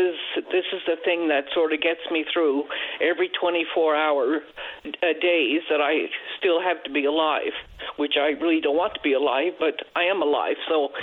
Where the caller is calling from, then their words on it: Gander, Newfoundland and Labrador, Canada; I'm calling from Gander